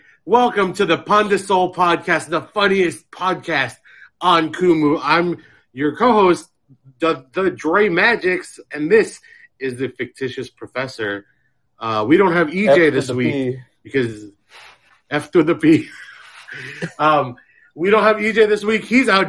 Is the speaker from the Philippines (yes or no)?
yes; Philippines; But I'm talking about, as a Filipino man, these are the type of dudes that'll, like, yeah, they'll go to work, but they'll also, like, clean and, like, build stuff